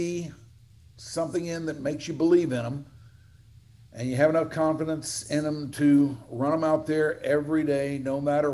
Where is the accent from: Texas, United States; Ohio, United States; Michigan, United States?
Texas, United States; Dallas; born or raised there